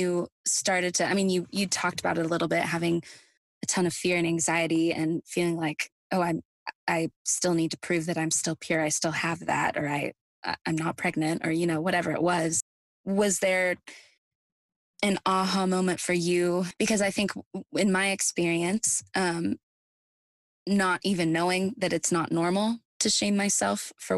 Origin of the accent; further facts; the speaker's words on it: Midwest, United States; moved away as an adult; now in Nashville, United States; I'm also from the Midwest like you are. And moving away to Nashville, 700 miles away